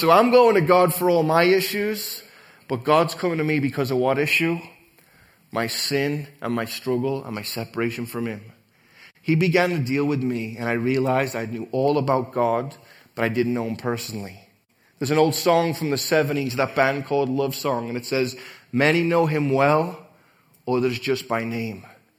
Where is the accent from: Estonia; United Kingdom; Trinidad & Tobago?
United Kingdom; England; I come from England where we believe in evolution. Amen. I come from a place with Charles Darwin on our money.